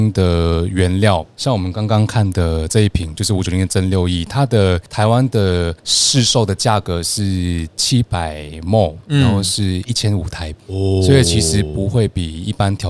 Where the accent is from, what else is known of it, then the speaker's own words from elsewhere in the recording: Malaysia; first language Chinese; moved away as an adult; now in Taipei, Taiwan; 我是马来西亚人。